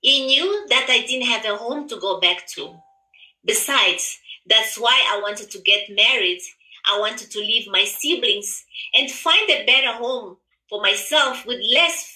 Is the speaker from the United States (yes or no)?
no; Mozambique; moved away; also born or lived in Zimbabwe; I am originally from Mozambique, but live in Zimbabwe for many years.